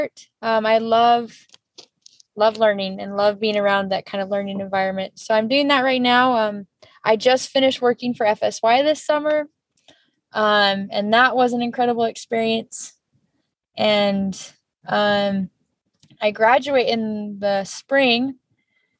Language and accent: English; Santa Clara, Utah, United States; also born or lived in California / St. George, Utah; raised just in St. George and Santa Clara area